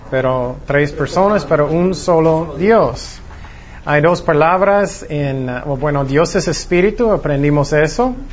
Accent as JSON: {"language": "Spanish", "town": "Long Beach", "region": "California", "country": "United States", "tie": "born there", "said": "nací, yo nací en Long Beach"}